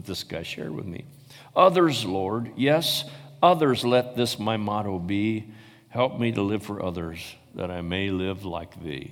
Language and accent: English; Paw Paw, Michigan, United States; I was born in Paw Paw, Michigan.